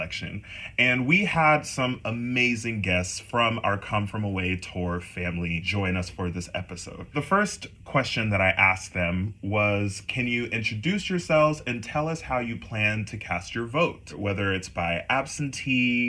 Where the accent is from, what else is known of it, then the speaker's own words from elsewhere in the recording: Texas, United States; moved away; also born or lived in Illinois; I'm excited to vote for my home state.